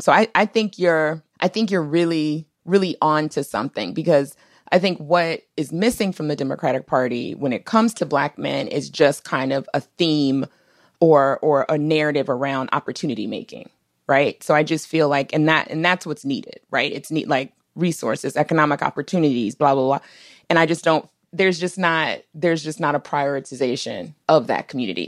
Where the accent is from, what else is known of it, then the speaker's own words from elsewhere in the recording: Washington, District of Columbia, United States; also born or lived in Minnesota; I grew up in D C